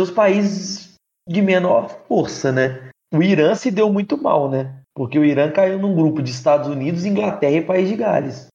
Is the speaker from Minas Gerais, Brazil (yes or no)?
no; Volta Redonda, Rio de Janeiro, Brazil; Eu sou de Volta Redonda, estado do Rio de Janeiro